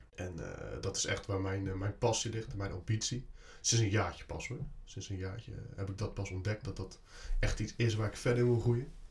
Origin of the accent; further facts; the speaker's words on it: Barendrecht, South Holland, Netherlands; Ik kom uit de Barendrecht, dat ligt net onder Rotterdam.